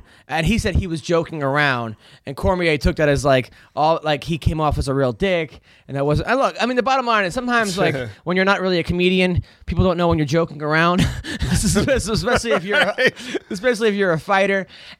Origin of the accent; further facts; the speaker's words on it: Oceanside, New York, United States; I grew up in Oceanside